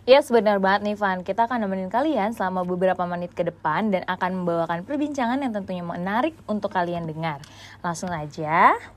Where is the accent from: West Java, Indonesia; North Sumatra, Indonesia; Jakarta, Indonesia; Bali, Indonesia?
West Java, Indonesia; Bogor; sebagai warga Bogor